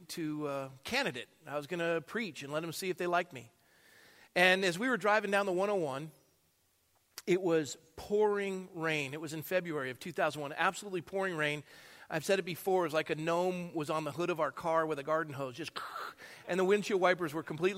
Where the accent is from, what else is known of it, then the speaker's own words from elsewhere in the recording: Coronado, California, United States; also born or lived in San Jose, California; now in Thousand Oaks, United States; I was born and raised in Coronado.